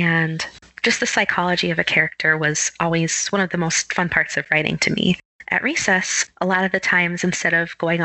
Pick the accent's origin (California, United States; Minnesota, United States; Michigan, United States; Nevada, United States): Minnesota, United States; Minneapolis; I'm from Minneapolis, Minnesota.